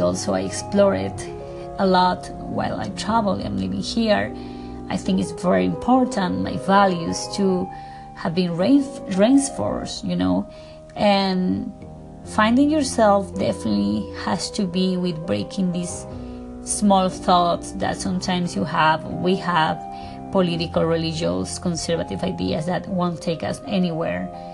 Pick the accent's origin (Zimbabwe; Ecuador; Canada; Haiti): Ecuador; English is a second language; now in Beverly Hills, United States; I am from Ecuador. I live in Beverly Hills. My accent is very thick.